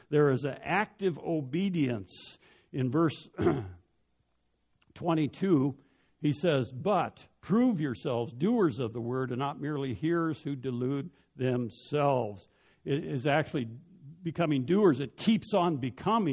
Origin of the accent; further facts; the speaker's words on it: Denver, Colorado, United States; When I was a child growing up in Denver